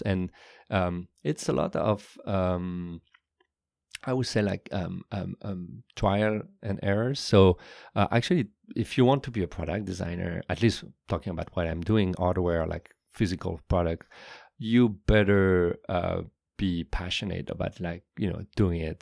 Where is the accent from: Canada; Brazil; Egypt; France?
France; Paris, Île-de-France; moved away as an adult; now in California, United States; I was born and raised in Paris